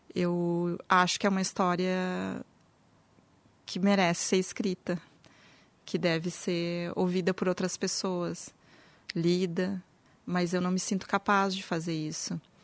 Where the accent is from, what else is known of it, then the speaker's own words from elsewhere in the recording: Brazil; now in Porto Alegre, Brazil; nossa história como brasileiros